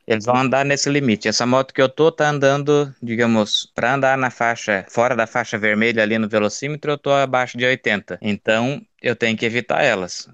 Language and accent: Portuguese; Brazil; moved away as an adult; vim lá do Brasil